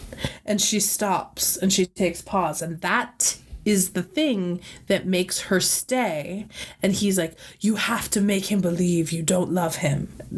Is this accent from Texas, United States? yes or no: no; Cambridge, Massachusetts, United States; I grew up in Boston. Well, I grew up in Cambridge